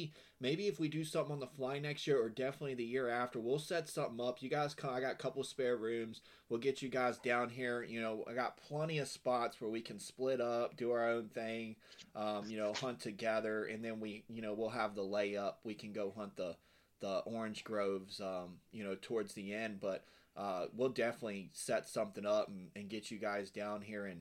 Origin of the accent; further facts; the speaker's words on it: West Virginia, United States; moved away; I'm from Western Virginia originally